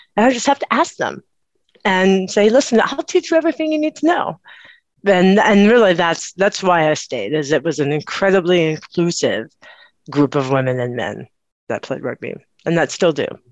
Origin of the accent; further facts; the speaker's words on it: Austin, Texas, United States; I grew up or I was born in Austin, Texas.